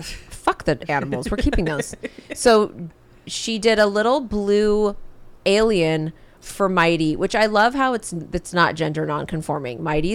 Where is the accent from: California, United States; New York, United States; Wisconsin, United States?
California, United States; San Diego; I was born in San Diego. It's Southern Cal.